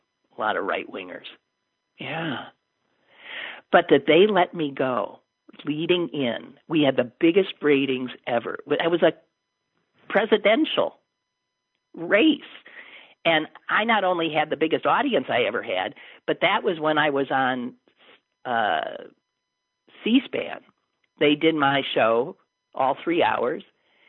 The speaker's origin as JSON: {"language": "English", "region": "Colorado", "country": "United States", "said": "I'm from Colorado, a battleground state."}